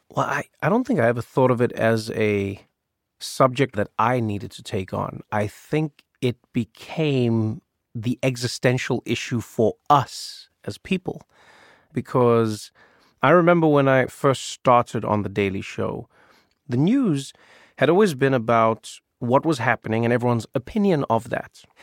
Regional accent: South Africa; I grew up in South Africa

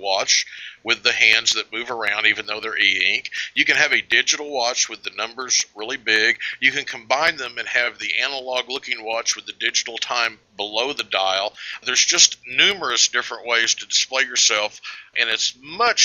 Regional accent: Oklahoma, United States; I hail from Oklahoma

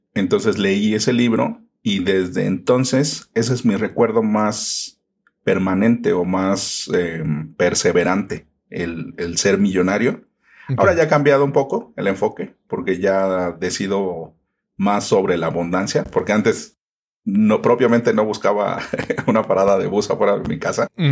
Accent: Mexico City, Mexico; Yo originalmente soy de la Ciudad de México. Aquí, bueno, como en todas las ciudades, van cambiando los nombres, aunque sigue siendo todo lo mismo. Entonces se llamaban delegaciones y ahora se llaman alcaldías. Yo nací en la alcaldía de Iztapalapa

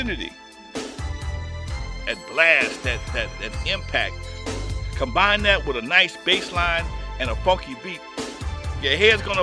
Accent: Compton, California, United States; As a kid growing up in Compton

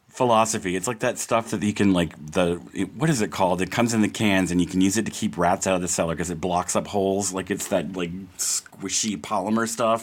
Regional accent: Georgia, United States; lots of liberals in the town I grew up in in Georgia

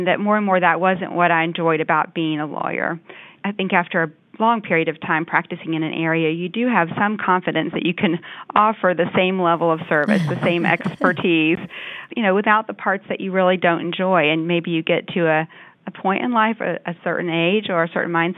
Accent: Louisville, Kentucky, United States; also born or lived in Washington, D.C. area / Alexandria; moved back to my hometown, which is Louisville, Kentucky, and worked here

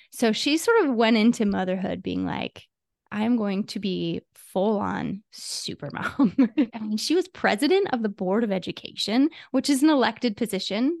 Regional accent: Ohio, United States; now in California, United States; I live in California, but I'm from Ohio

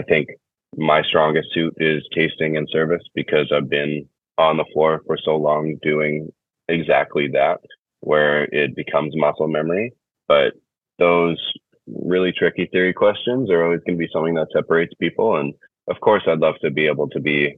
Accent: Canada; Being Canadian, I should know how to speak French

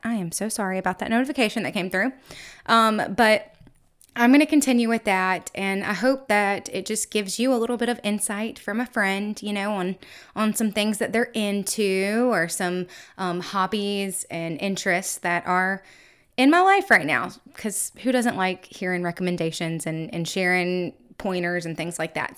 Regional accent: the South, United States; I am from the South, so we have Mardi Gras balls down here

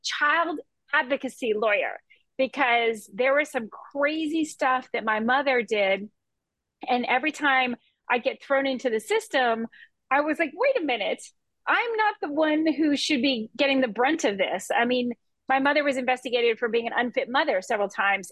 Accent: Key West, Florida, United States; I grew up in Key West and in the islands

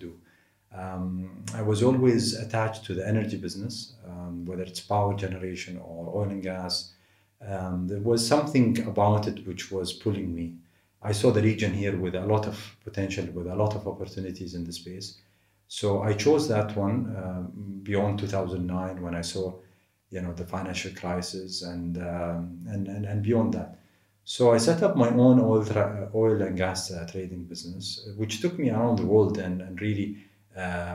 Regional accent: Dubai, United Arab Emirates; also born or lived in Boston, United States; I grew up in Dubai. I left to the US and studied in Boston, 1999 to 2004. Came back

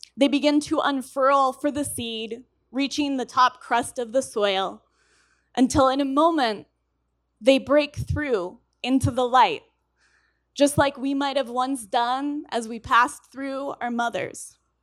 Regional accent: Colorado, United States; I'm from Colorado

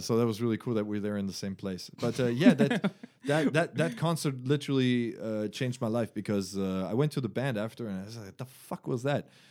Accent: Germany; English is a second language; moved away; from Germany. Uh, I was born there, but my mom is uh, French. So I went to a French school there. Uh, I grew up bilingual

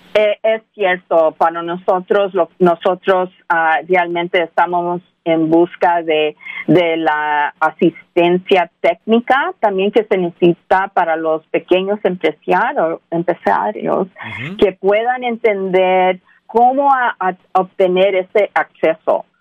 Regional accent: Los Angeles, California, United States; yo soy nacida aquí en los Estados Unidos, pero crecí aquí en Los Ángeles

